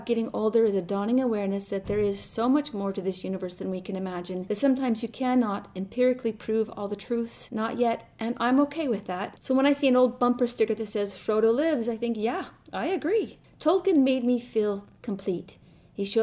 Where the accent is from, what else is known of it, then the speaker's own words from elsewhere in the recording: Rochester, Minnesota, United States; I am from Rochester, Minnesota